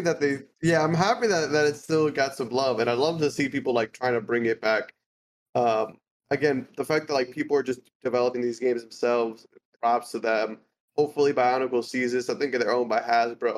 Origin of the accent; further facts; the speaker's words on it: United States; I'm American